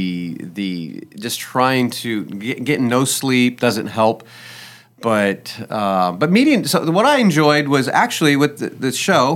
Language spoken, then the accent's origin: English; Indiana, United States; now in Louisiana, United States; I grew up around the Amish, about 10 minutes from my house was Amish land up in Indiana